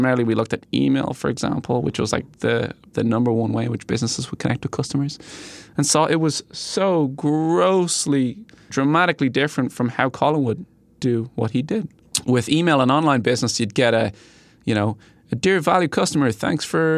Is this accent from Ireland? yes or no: yes; Ireland; moved away as an adult; I am from Ireland